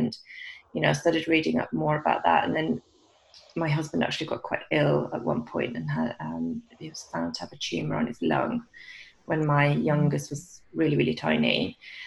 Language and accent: English; Sweden; moved away as an adult; also born or lived in London, United Kingdom; now in England, United Kingdom; So I'm from Sweden originally. I've lived in England now for about 20 years.